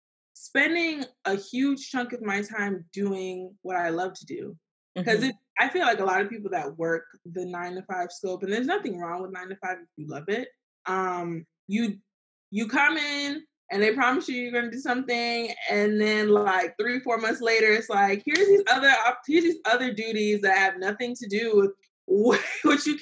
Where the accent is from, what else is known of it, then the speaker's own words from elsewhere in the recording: Fort Lauderdale, Florida, United States; Fort Lauderdale